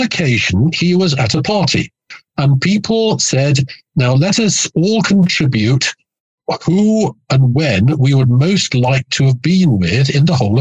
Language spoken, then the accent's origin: English; Nottingham, East Midlands, United Kingdom; I was born in 1949 in Nottingham in the English North Midlands